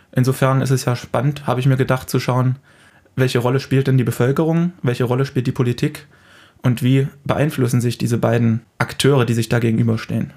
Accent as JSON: {"language": "German", "country": "Germany", "said": "bei uns in Deutschland"}